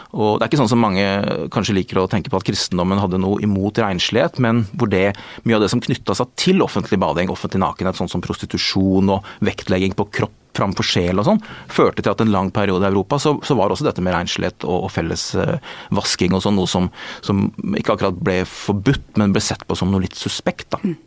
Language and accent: Norwegian; Askim, Østfold, Norway; Og jeg vokste dessuten opp i, altså, i Askim i Indre Østfold